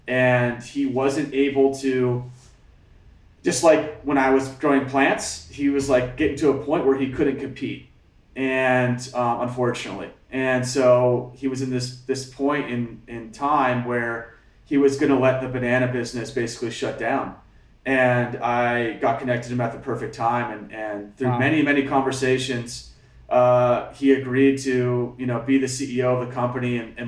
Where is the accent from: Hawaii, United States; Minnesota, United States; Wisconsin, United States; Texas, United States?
Hawaii, United States; I grew up on the Hamakua Coast, which is basically the area like north of Hilo on the eastern side of the Big Island.